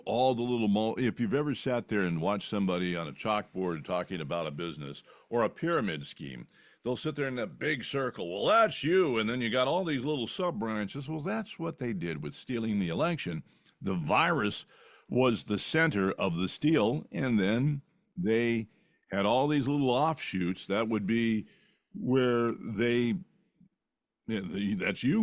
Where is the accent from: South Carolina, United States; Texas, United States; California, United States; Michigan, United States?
California, United States; Fresno; moved away; Fresno, where I grew up